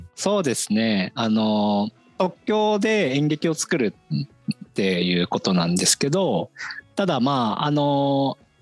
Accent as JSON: {"language": "Japanese", "town": "Ichinomiya", "region": "Aichi", "country": "Japan", "tie": "born or raised there", "also_born_or_lived": "Tokyo", "moved": "as an adult", "said": "僕出身は愛知県で、愛知県の尾張一宮っていうところが出身なんですけど"}